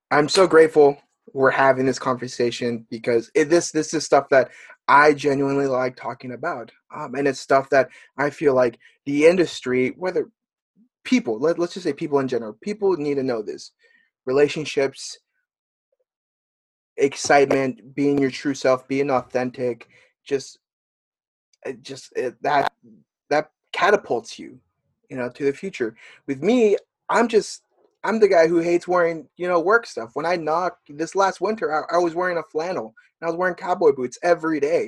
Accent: United States; I'm American, but my parents are from Mexico

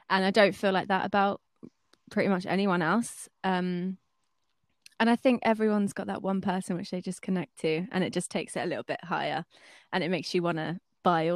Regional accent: Brighton, South East England, United Kingdom; I'm 24, I'm from Brighton

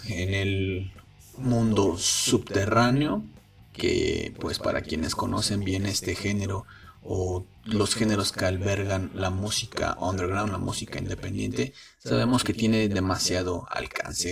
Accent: San Luis Potosí, Mexico; moved away as an adult; now in Mexico City, Mexico; yo soy de San Luis Potosí. Tengo ya cumplidos 10 años viviendo en la Ciudad de México

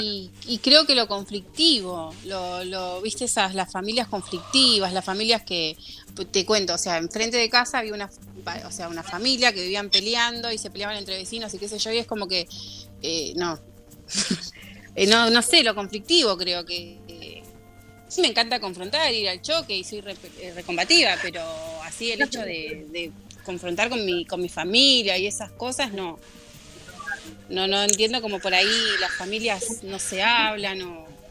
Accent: Virrey del Pino, Buenos Aires Province, Argentina; yo soy de eh, Buenos Aires, zona oeste.

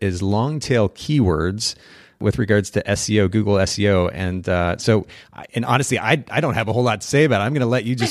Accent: Kokomo, Indiana, United States; moved away; I'm actually originally from Kokomo

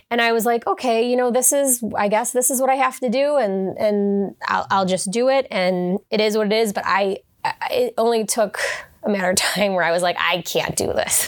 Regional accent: Hamburg, New York, United States; I grew up in Hamburg. I'm from Hamburg.

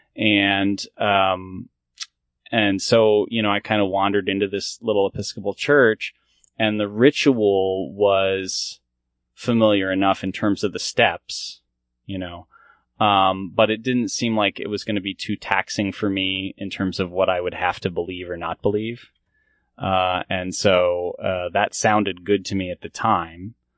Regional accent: Columbia, Maryland, United States; I grew up in this a community in, um, Columbia, Maryland

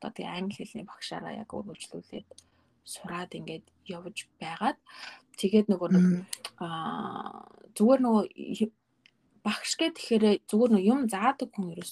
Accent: Orkhon sum, Selenge Province, Mongolia; moved away as an adult; also born or lived in Ulaanbaatar, Mongolia / Virginia, United States; now in Seattle, United States; би Монгол төрсэн Сэлэн аймгийн Орхон сумгийн бүр хөдөөс суманд төрсэн.

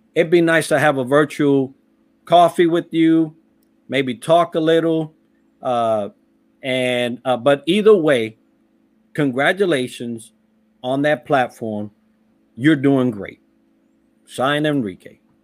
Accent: New York City, New York, United States; also born or lived in Puerto Rico; I was raised in the Bronx

